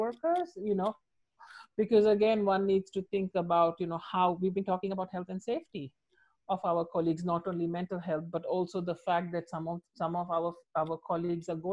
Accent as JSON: {"language": "English", "country": "India", "moved": "yes", "said": "I'm from India. My mom lives in India"}